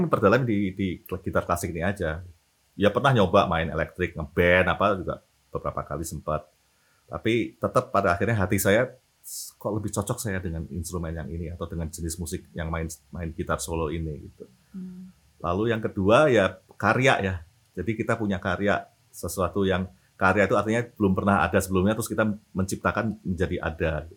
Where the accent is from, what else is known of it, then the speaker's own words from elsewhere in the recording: Semarang, Central Java, Indonesia; moved away as an adult; also born or lived in Depok; now in Jakarta, Indonesia; saya dari eh, lahir sampai SMA di Semarang